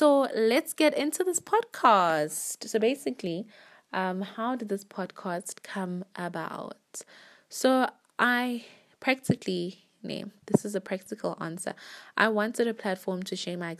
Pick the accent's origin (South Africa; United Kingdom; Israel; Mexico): South Africa; Johannesburg, Gauteng; also born or lived in Manzini, Eswatini / Polokwane, South Africa; I was born in Swaziland, Manzini. And when I was about 1 or 2 years old, I moved to Polokwane. And then after that, I think I was like 9 or 10, we moved to Johannesburg